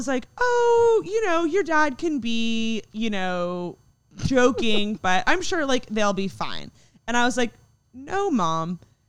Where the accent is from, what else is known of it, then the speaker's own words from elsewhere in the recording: Texas, United States; we're all from Texas.